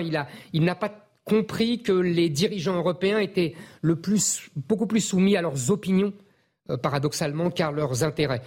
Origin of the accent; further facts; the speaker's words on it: France; nous, on est français